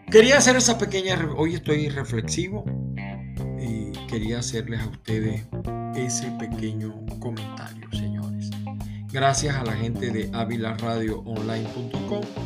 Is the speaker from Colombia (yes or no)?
no; Venezuela; moved away as an adult; now in United States; soy de Venezuela